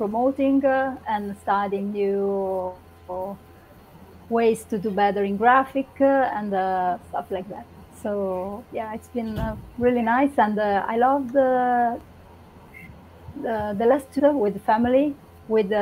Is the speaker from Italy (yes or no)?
yes; Rome, Lazio, Italy; now in Livorno, Italy; I'm from Rome. I was born in Rome